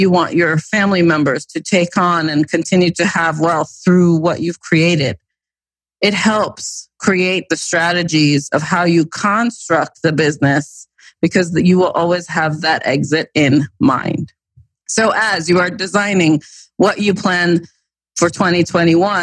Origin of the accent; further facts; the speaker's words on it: East Coast, United States; growing up on the East Coast